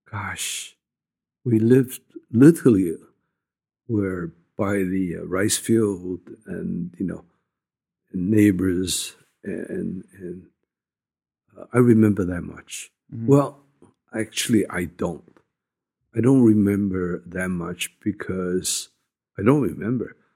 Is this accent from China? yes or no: yes; China; born there; I was born in China